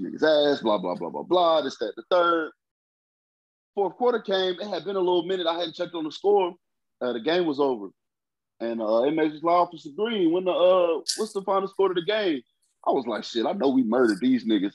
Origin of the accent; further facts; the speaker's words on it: Philadelphia, Pennsylvania, United States; I'm from Philly, bro. The Liberty Bell is dear to my heart